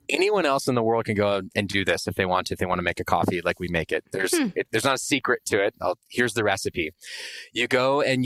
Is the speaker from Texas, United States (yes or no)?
yes; Austin, Texas, United States; I grew up in Austin, Texas